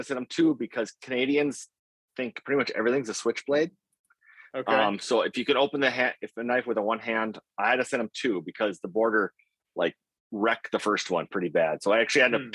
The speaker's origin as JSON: {"language": "English", "town": "Grand Rapids", "region": "Minnesota", "country": "United States", "tie": "born or raised there", "also_born_or_lived": "Bemidji, Minnesota", "said": "I grew up in Grand Rapids, Minnesota."}